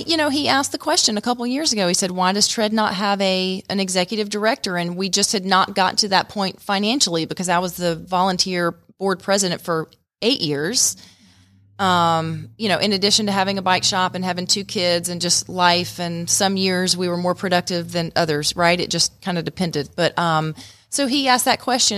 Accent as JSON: {"language": "English", "town": "Stone Mountain", "region": "Georgia", "country": "United States", "tie": "born or raised there", "also_born_or_lived": "Atlanta, United States", "moved": "as an adult", "lives_now": "Rome, United States", "said": "I grew up in Stone Mountain and actually came up here, um, in the early nineties to go to Shorter College"}